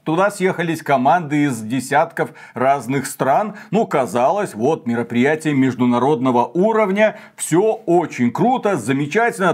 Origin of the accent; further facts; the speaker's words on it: Belarus; мы из Беларуси